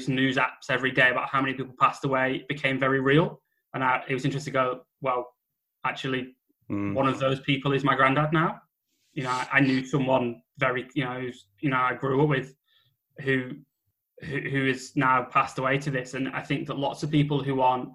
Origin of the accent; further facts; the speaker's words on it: United Kingdom; white British people